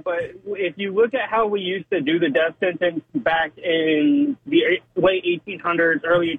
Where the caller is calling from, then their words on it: Iowa, United States; I'm driving a semi-truck right now. I'm up in Iowa listening to y'all.